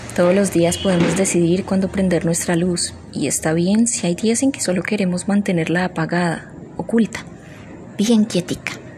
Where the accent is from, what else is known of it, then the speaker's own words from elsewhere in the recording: Colombia; Como buenos colombianos, bailamos